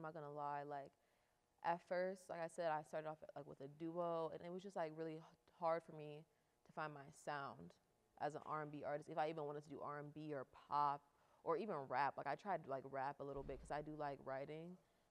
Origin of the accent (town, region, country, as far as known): Akron, Ohio, United States; born or raised there